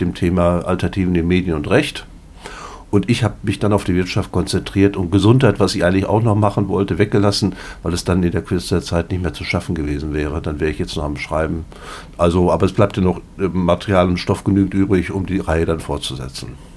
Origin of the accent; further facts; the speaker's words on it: Paderborn, North Rhine-Westphalia, Germany; Ich komme hier aus Paderborn